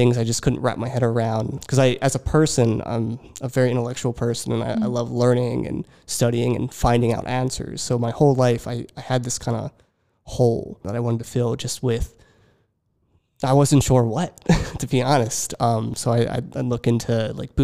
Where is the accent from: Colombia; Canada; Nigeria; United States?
United States; Richland, Pennsylvania; also born or lived in Lebanon, Pennsylvania / Philadelphia; I grew up in a very small town, Richland, Pennsylvania